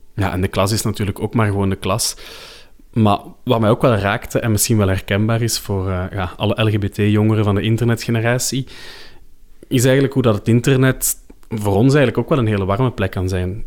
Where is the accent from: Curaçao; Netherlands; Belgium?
Belgium; Leuven, Flanders; ik heb ook gestudeerd in Leuven. Eh, en dat is de stad waar ik opgegroeid ben